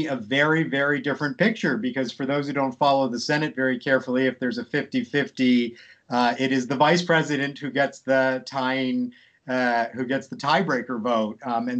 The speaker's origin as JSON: {"language": "English", "town": "Scranton", "region": "Pennsylvania", "country": "United States", "tie": "born or raised there", "said": "I grew up in Scranton, Pennsylvania, where Biden is from."}